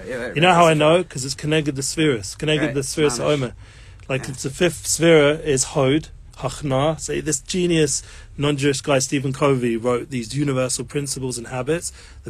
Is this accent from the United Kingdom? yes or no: yes; England, United Kingdom; Yes, I'm English.